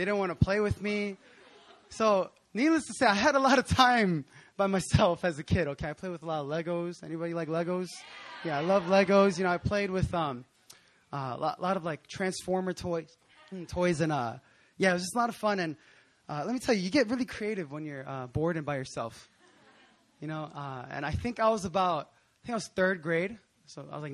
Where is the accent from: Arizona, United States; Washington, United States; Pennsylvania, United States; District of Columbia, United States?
Pennsylvania, United States; Philadelphia; moved away as an adult; also born or lived in New Jersey; now in South Korea; I grew up in Philadelphia in Pennsylvania in the States